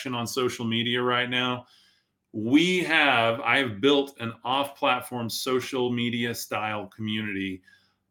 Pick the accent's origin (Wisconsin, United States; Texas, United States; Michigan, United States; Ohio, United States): Texas, United States; Amarillo; Amarillo is my hometown